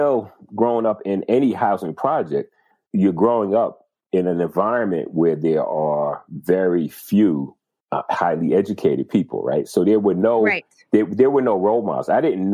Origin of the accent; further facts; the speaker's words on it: Tuckahoe, New York, United States; I grew up in Westchester County